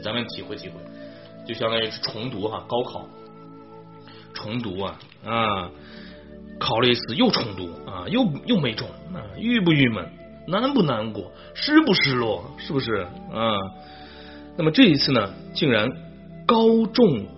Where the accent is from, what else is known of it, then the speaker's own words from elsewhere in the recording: Xi'an, Shaanxi, China; 长安就是我的家乡，就是西安嘛